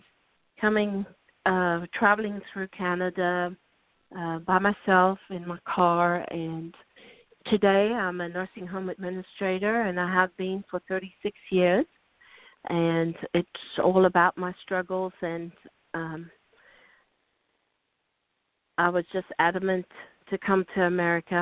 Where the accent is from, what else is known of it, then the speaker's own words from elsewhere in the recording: South Africa; moved away as an adult; now in United States; I was born and raised in South Africa